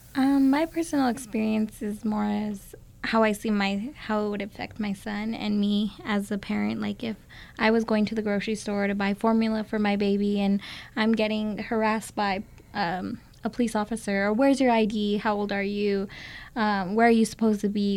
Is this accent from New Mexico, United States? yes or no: yes; Las Vegas, New Mexico, United States; moved away as an adult; now in Albuquerque, United States; I grew up in Las Vegas, New Mexico